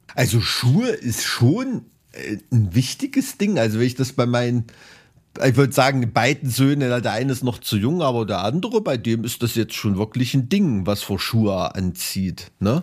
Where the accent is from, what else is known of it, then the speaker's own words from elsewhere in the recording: Thuringia, Germany; als Thüringer dem Skilanglauf verpflichtet bin